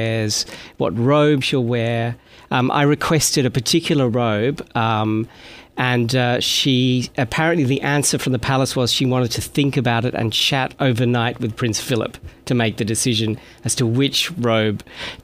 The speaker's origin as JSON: {"language": "English", "town": "Sydney", "region": "New South Wales", "country": "Australia", "tie": "born or raised there", "also_born_or_lived": "Paris, France", "moved": "as an adult", "lives_now": "London, United Kingdom", "said": "I was born in Sydney, Australia, in a very ordinary suburban place."}